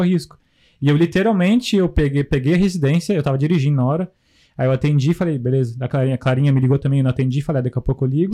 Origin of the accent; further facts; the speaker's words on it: Northeast Region, Brazil; moved away as an adult; now in New Zealand; eu, imigrante, vim do Brasil sem nada